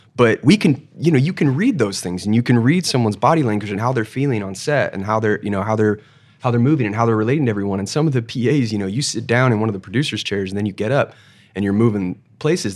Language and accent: English; Palos Verdes, California, United States; I'm from Palos Verdes. I played at Peninsula High School uh, football.